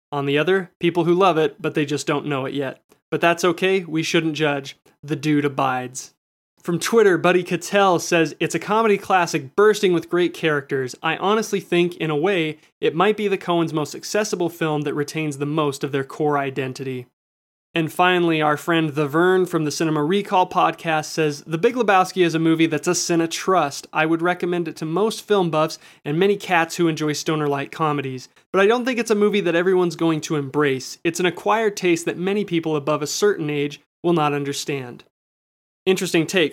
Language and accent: English; United States; me as an American viewer